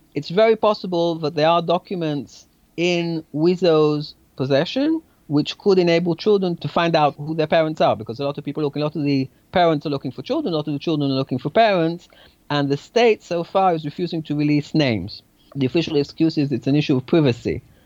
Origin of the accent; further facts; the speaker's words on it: Tel Aviv, Tel Aviv District, Israel; my family is Mizrahi and we're Syrian, and yet I grew up in Tel Aviv